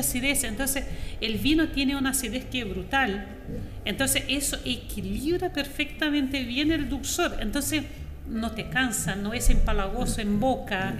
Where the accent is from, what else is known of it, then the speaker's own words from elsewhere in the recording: Foz do Iguaçu, Paraná, Brazil; Spanish is a second language; moved away as an adult; also born or lived in São Paulo, Brazil; now in Chile; Yo soy de Foz de Iguazú